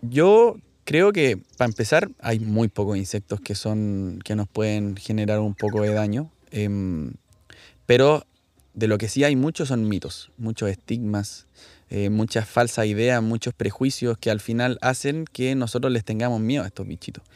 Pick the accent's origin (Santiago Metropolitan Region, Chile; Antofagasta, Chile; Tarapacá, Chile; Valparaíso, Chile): Valparaíso, Chile; Viña del Mar; yo soy de Viña del Mar